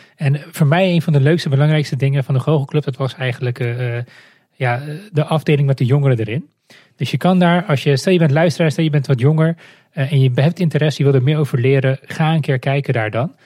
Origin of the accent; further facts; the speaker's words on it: Moldova; now in Netherlands; ik kom zelf uit Moldavië